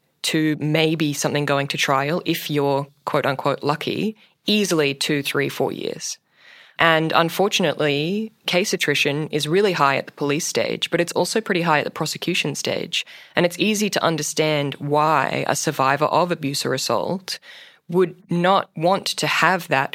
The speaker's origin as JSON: {"language": "English", "region": "Queensland", "country": "Australia", "tie": "born or raised there", "said": "my home state of Queensland"}